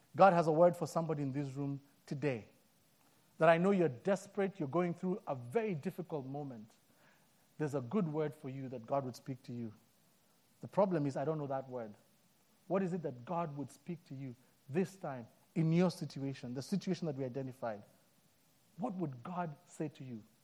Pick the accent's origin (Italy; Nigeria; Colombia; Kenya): Kenya; moved away; I'm born and raised in Africa, in Kenya